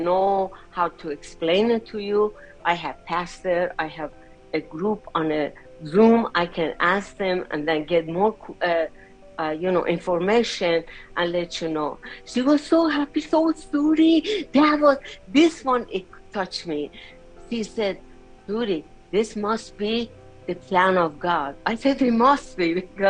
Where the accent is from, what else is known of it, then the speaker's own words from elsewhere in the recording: Iran; moved away; I'm from Iran